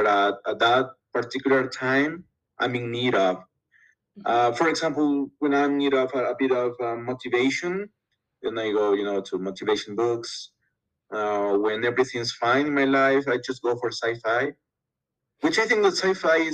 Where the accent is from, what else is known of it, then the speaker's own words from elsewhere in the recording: Loja, Ecuador; Basically, I'm from Ecuador. I live in a small town in the south of Ecuador, which is called Loja